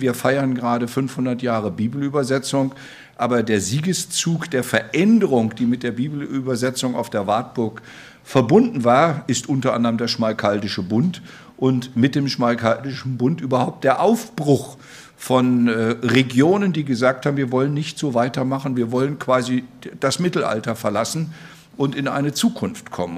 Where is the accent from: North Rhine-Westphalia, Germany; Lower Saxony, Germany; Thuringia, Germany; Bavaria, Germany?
Thuringia, Germany; wir als Thüringer